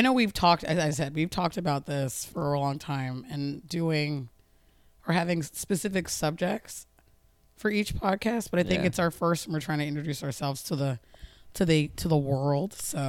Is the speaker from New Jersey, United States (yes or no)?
yes; New Jersey, United States; moved away as an adult; now in Baltimore, United States; I'm originally from New Jersey. I moved to Baltimore 4 years ago now.